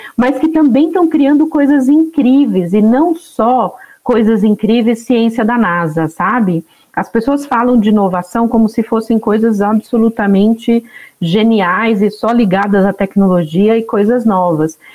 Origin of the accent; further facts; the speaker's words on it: sertão of Alagoas, Brazil; Sou nordestina, nasci no sertão de Alagoas